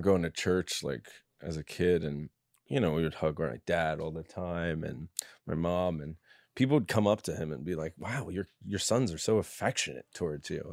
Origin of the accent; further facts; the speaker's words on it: New York, United States; I come from a big, like, f, uh, Catholic family in New York